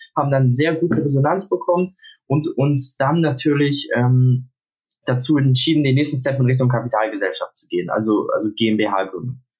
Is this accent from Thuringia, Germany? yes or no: no; Hamburg, Germany; ich bin aus Hamburg, äh, 17, bin gerade mitten in der Abiturphase